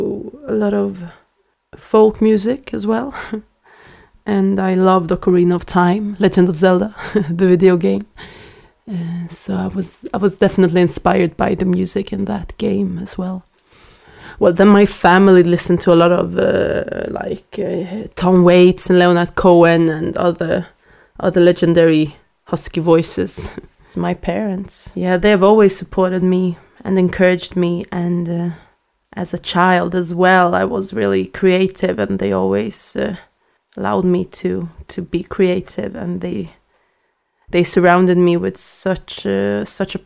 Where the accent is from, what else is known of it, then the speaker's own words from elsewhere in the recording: Stockholm, Stockholm County, Sweden; I grew up in Sweden, in Stockholm